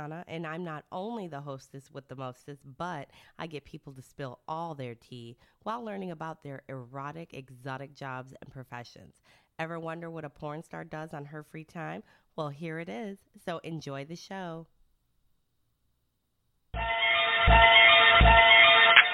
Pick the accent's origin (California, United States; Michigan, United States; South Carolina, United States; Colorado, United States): Michigan, United States; Detroit; I'm from Michigan. I'm from Detroit.